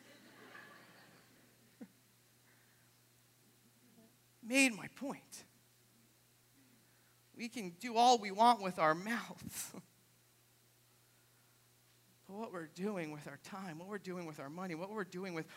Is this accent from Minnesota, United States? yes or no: no; New Hampshire, United States; moved away; I grew up in New Hampshire